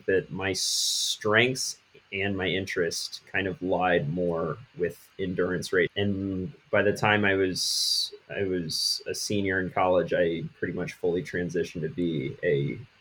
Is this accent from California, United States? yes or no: no; Washington, District of Columbia, United States; moved away as an adult; also born or lived in Western North Carolina; now in North Carolina, United States; I grew up in the Washington, D.C. area.